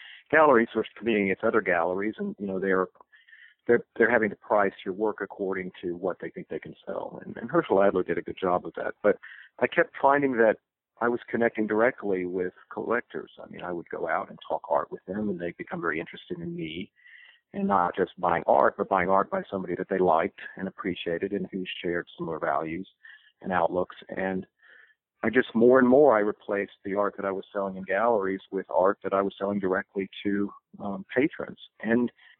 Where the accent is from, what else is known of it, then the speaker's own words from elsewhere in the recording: East Texas, United States; moved away; also born or lived in Boston, Massachusetts / Amherst, Massachusetts; I had grown up in East Texas and kind of felt my leaving Texas was permanent.